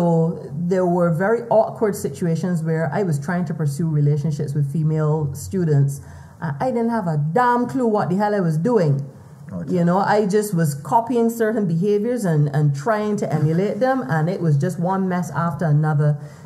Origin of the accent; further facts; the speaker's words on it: Barbados; as a male child growing up in Barbados